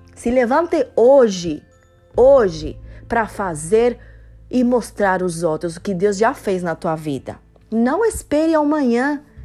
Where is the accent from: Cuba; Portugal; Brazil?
Cuba; Portuguese is a second language; now in Miami, United States; Eu sou cubana